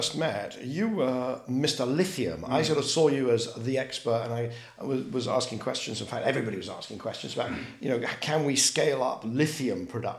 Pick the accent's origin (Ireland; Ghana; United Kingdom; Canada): United Kingdom; I'm going to say aluminium because I'm British.